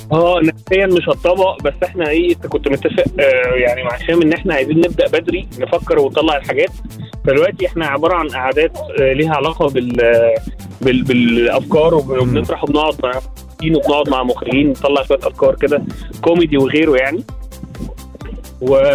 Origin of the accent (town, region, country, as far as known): Port Said, Port Said Governorate, Egypt; born or raised there; moved away as an adult; also born or lived in France; now in Cairo, Egypt